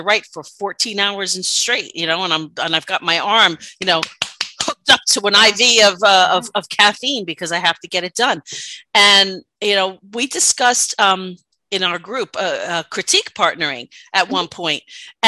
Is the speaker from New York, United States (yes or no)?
yes; New York, United States; accent: New York; my New York accent